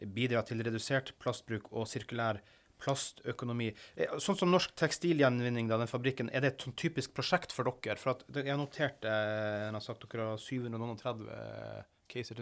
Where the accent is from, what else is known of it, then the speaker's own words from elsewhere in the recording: Finnmark, Norway; Jeg kommer fra Finnmark